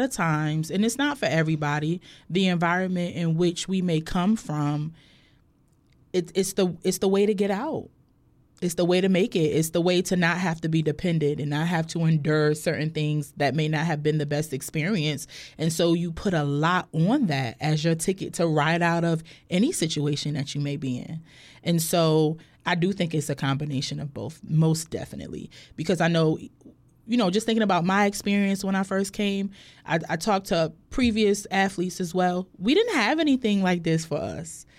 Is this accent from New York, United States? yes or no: no; Hartford, Connecticut, United States; moved away as an adult; also born or lived in Bloomfield, Connecticut; now in Norfolk, United States; I was technically born in Hartford, Connecticut, but then at, when in, in middle school, I ended up, we ended up moving to Bloomfield, Connecticut, which is like a town over